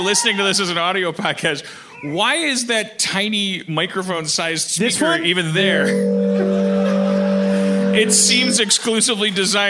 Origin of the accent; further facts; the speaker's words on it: Wisconsin, United States; moved away; I'm from Wisconsin.